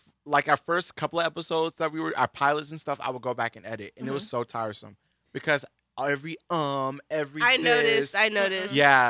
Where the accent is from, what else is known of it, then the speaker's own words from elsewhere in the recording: the South, United States; I'm from the South